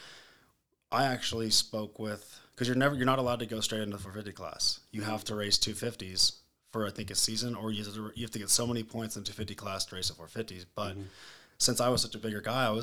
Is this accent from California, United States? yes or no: yes; Lake Elsinore, California, United States; I grew up in Lake Elsinore, California